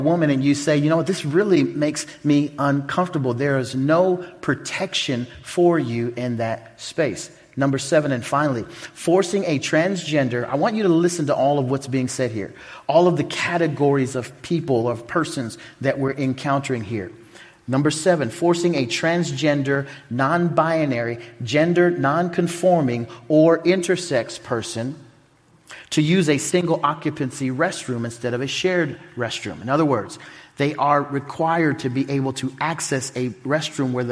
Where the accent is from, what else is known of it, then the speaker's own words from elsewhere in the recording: Oklahoma, United States; now in Omaha, United States; I'm from Omaha, Nebraska, really from Oklahoma